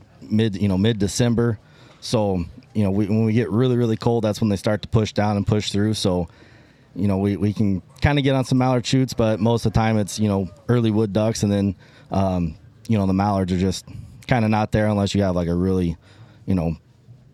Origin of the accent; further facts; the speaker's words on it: North Judson, Indiana, United States; I am from North Judson, Indiana.